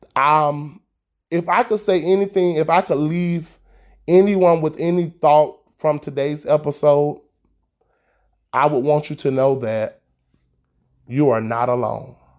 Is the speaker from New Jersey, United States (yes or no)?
no; Tallahassee, Florida, United States; I am broadcasting live all the way from Tallahassee, Florida.